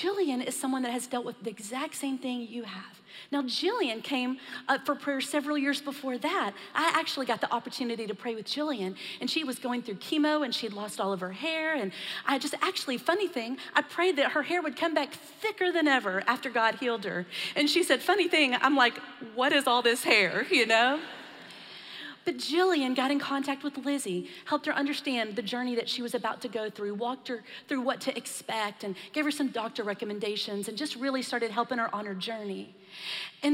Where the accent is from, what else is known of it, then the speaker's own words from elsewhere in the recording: Texas, United States; I was born and raised in Texas, so I'm probably a little more accustomed to the heat